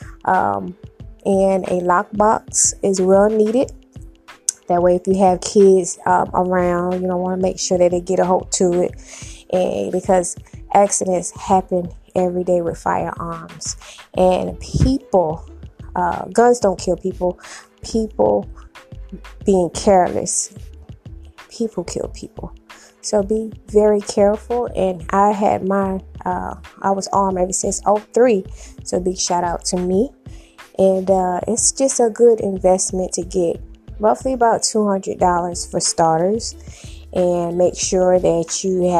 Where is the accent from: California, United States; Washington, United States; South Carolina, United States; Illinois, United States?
South Carolina, United States; now in Memphis, United States; I'm from South Carolina